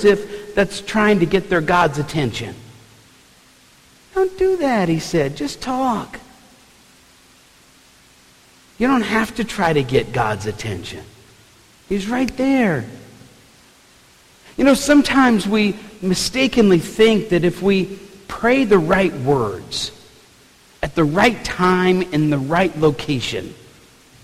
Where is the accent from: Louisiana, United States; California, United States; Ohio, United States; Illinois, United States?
Louisiana, United States; New Orleans; growing up in New Orleans, we had some really good food on the table